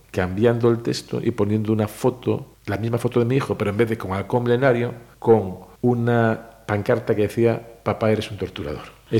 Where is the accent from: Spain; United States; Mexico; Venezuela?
Spain; Pontevedra, Galicia; moved away as an adult; now in Madrid, Spain; los gallegos donde vamos tiene que llover